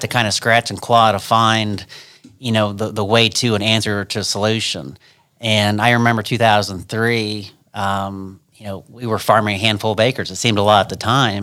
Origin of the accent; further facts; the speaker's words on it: Ashland, Ohio, United States; I'm from Ashland, Ohio.